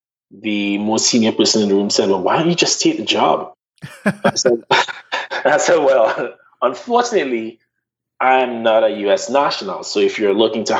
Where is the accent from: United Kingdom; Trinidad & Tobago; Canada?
Trinidad & Tobago; moved away as an adult; now in Charleston, United States; When I grew up in Trinidad, I was not in a situation of being in a minority.